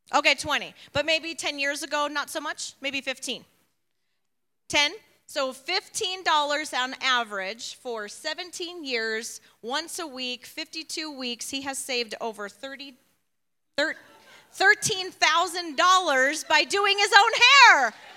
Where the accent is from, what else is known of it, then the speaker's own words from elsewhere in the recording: Chicago, Illinois, United States; also born or lived in Tucson; now in Flagstaff, United States; I was born in Chicago.